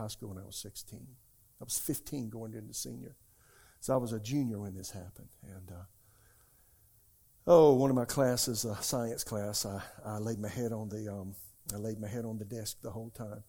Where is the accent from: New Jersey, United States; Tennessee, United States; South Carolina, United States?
South Carolina, United States; now in Raleigh, United States; I'm from South Carolina